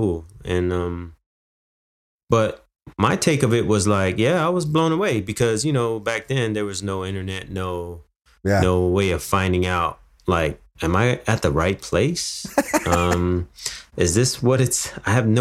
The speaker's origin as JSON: {"language": "English", "region": "New York", "country": "United States", "tie": "born or raised there", "also_born_or_lived": "Miami / Fullerton, California", "moved": "yes", "said": "I was born in New York, and then I lived in Miami for a couple of years, and then I moved to Fullerton, California in 1984"}